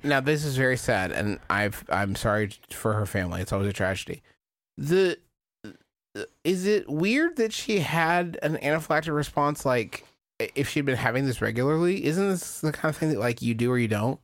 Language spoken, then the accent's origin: English; United States; I'm from America.